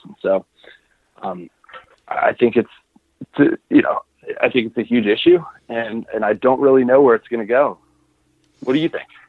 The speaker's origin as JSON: {"language": "English", "country": "United States", "said": "as an American"}